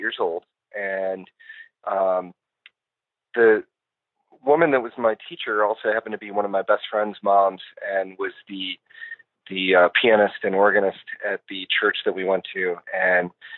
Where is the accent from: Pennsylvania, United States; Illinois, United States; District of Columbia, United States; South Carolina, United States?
Illinois, United States; Western Springs; also born or lived in LaGrange, Illinois; I grew up in Western Springs, which is right next to it